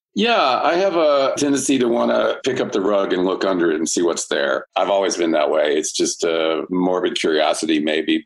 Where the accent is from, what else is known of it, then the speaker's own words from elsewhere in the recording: Marietta, Georgia, United States; moved away as an adult; also born or lived in New York City; now in Los Angeles, United States; I went home to my hometown of Marietta, Georgia